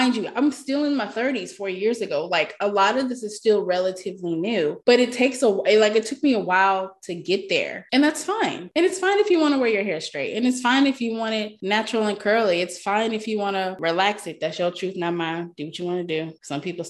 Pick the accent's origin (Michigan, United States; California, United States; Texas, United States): Texas, United States; I grew up in Texas. It's hot AF.